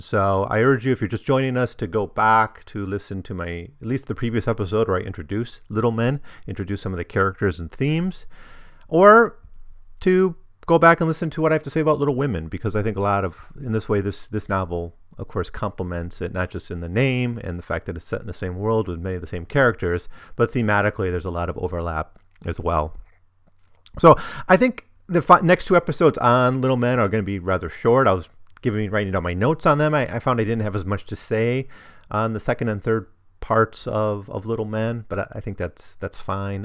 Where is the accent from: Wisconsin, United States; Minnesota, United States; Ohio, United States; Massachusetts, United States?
Wisconsin, United States; i was from Wisconsin